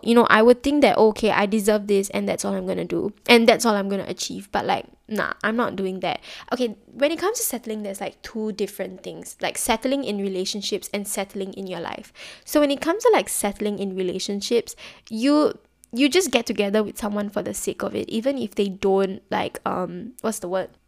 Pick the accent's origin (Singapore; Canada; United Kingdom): Singapore; especially being Singaporean